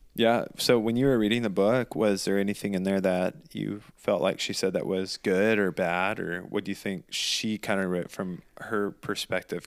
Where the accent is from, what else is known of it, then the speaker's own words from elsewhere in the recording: the South, United States; moved away; we grew up in the South